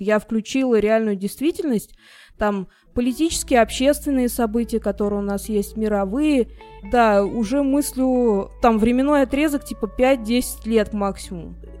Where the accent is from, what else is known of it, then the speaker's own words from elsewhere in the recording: Russia; я россиянка